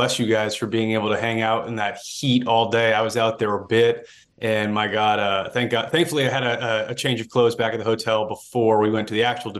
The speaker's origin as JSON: {"language": "English", "region": "Massachusetts", "country": "United States", "tie": "born or raised there", "said": "And I grew up on the Massachusetts side, just over the border. But that is the region that I'm familiar with."}